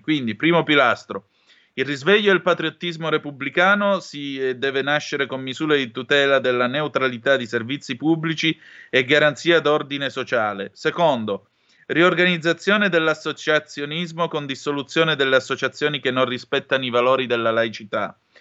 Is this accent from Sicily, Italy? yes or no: no; Vibo Valentia, Calabria, Italy; io sono calabrese di Vibo Valencia